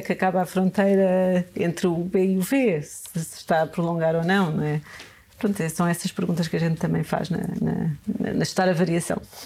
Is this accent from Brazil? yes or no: no; Serra da Estrela, Beira, Centro, Portugal; Nasci na Serra da Estrela, sou serrana, nasci numa aldeia e tenho muito orgulho nisso. Aprendi, aprendi imensas coisas e também senti na pele a dificuldade de crescer lá